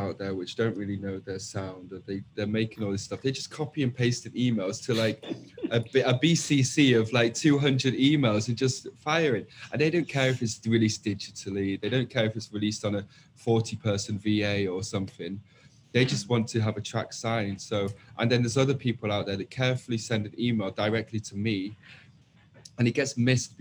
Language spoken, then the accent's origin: English; Manchester, North West England, United Kingdom; I'm 21, I'm from Manchester.